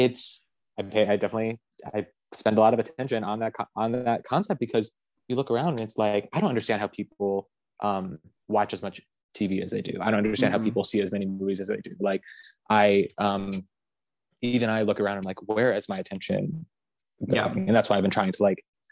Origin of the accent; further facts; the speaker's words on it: Connecticut, United States; I grew up in Connecticut.